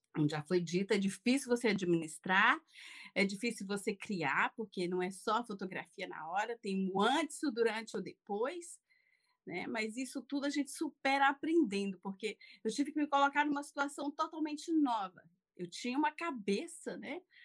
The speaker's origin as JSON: {"language": "Portuguese", "region": "interior of Maranhão", "country": "Brazil", "tie": "born or raised there", "also_born_or_lived": "Fortaleza, Brazil", "moved": "as an adult", "lives_now": "France", "said": "nasci numa cidade muito pequena do interior do Maranhão, né? E com 19 anos fui morar em Fortaleza."}